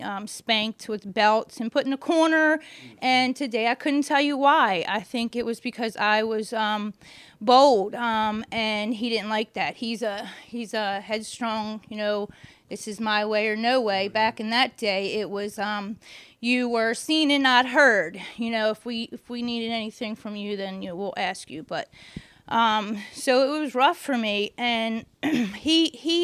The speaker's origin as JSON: {"language": "English", "town": "Catonsville", "region": "Maryland", "country": "United States", "tie": "born or raised there", "also_born_or_lived": "Baltimore, Maryland", "said": "I was born in Catonsville, Maryland"}